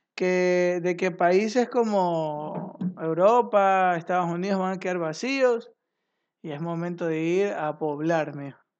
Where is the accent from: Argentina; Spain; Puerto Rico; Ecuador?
Ecuador